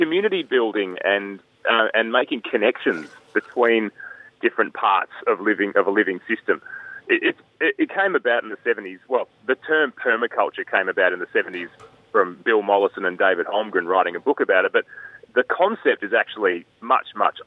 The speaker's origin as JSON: {"language": "English", "region": "Northern Territory", "country": "Australia", "tie": "born or raised there", "said": "I was born in the Northern Territory in 1983 to an American mother who ran away from the Cold War"}